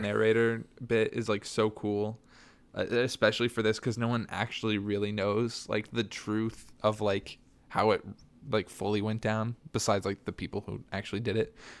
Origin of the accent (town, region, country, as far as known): Bloomington, Indiana, United States; born or raised there